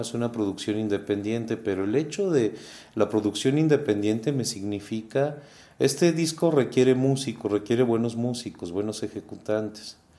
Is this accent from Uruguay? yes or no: yes; Uruguay; now in Guanajuato, Mexico; en Uruguay, sí, que es de donde yo vengo